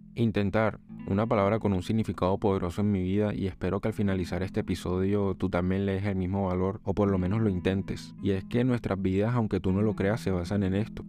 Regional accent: Colombia; soy colombiano

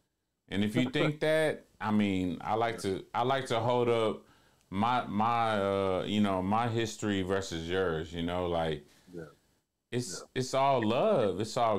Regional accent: Columbia, United States; I quit my eighth grade year at Rayburn because, bro, we're from Columbia, bro. We don't lose.

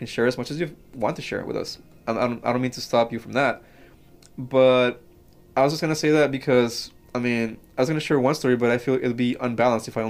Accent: Mexico; now in United States; I grew up in Mexico

